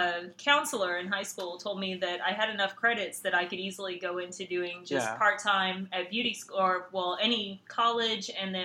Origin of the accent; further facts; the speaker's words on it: Thomaston, Georgia, United States; moved away as an adult; now in Atlanta, United States; I'm from Thomaston, Georgia, originally. Very small town in Georgia.